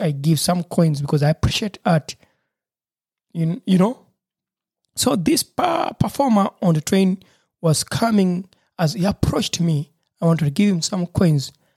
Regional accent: Uganda; moved away as an adult; now in Germany; where I grew up from in Uganda, Africa

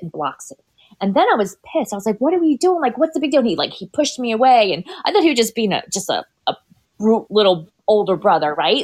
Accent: Tampa Bay area, Florida, United States; born or raised there; also born or lived in Bronx, New York

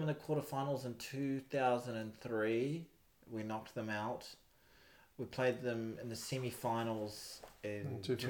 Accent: New Zealand; also born or lived in Ireland; as an Irish New Zealander

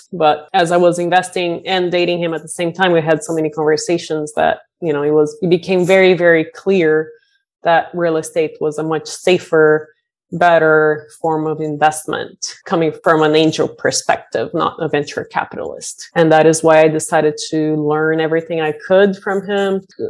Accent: Brazil; now in Bay Area, United States; I moved to the Bay Area from Brazil 20 years ago and count my blessings every day that I'm here.

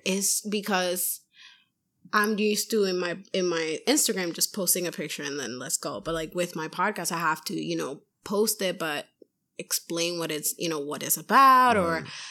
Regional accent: Puerto Rico; now in Massachusetts, United States; I'm from Puerto Rico, so we like the heat

